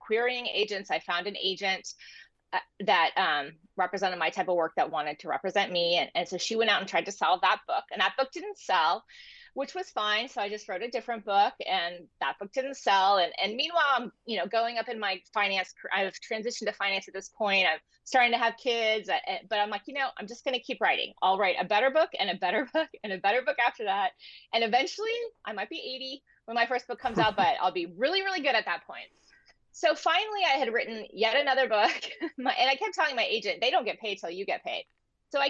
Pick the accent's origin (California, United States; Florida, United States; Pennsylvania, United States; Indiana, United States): California, United States; San Diego; I am an author and I grew up in San Diego. I live in San Diego now.